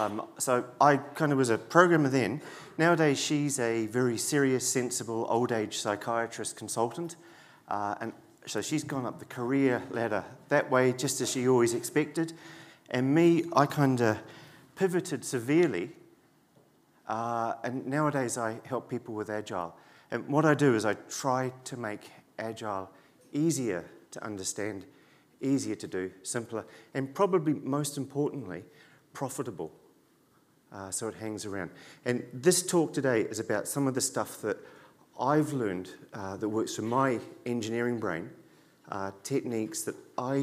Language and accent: English; New Zealand; also born or lived in Dublin, Ireland; I lived in Dublin for 3 years, from 97 to 2000. I came here from New Zealand.